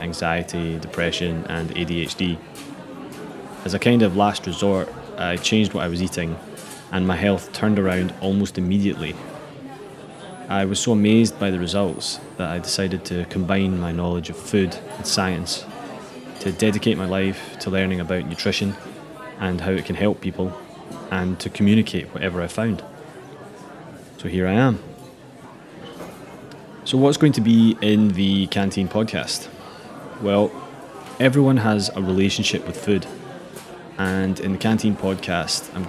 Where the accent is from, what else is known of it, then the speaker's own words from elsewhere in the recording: Glasgow, Scotland, United Kingdom; I'm from Glasgow in Scotland